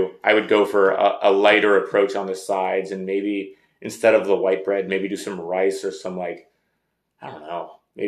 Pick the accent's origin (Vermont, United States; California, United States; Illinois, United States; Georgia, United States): California, United States; Bay Area; Growing up in the Bay Area